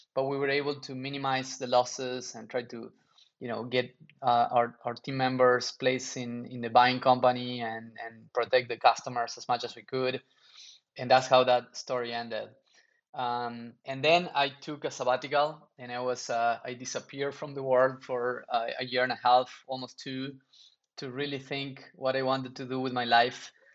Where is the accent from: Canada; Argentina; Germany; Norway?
Argentina; moved away; also born or lived in New York; I grew up in Argentina